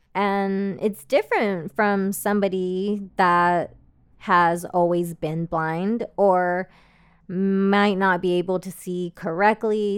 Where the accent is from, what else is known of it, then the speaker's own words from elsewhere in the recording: Austin, Texas, United States; I am from Austin, Texas, which is a major emerging tech hub